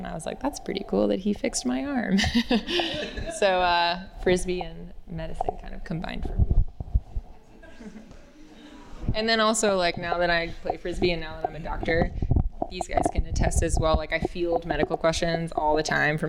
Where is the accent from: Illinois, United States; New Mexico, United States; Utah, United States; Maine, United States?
Maine, United States; moved away as an adult; also born or lived in California; I grew up in Maine, so pretty random. And then I moved to California